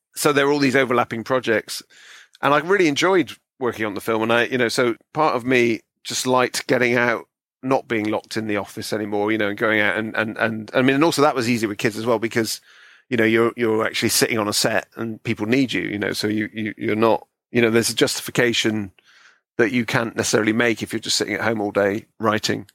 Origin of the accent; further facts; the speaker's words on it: Bristol, South West England, United Kingdom; moved away; growing up in Bristol